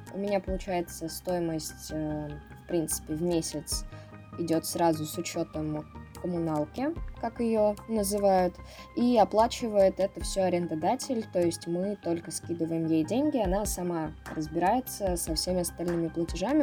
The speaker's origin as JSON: {"language": "Russian", "town": "Ryazan", "region": "Ryazan Oblast", "country": "Russia", "moved": "as an adult", "lives_now": "Moscow, Russia", "said": "я из Рязани, а, совсем недалеко от Москвы."}